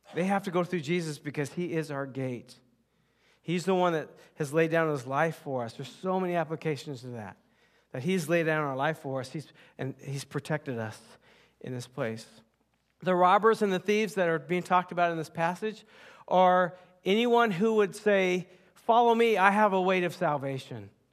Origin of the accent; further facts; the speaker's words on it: United States; I was born and raised in the United States